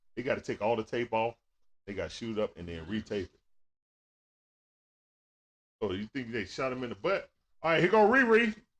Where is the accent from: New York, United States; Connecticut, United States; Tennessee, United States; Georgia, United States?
Georgia, United States; Atlanta; When I was a kid, I grew up on Calverton Road. You know what I'm saying? And then when I was out there in the Deccan, my teenage years. But yeah, I grew up all around Atlanta.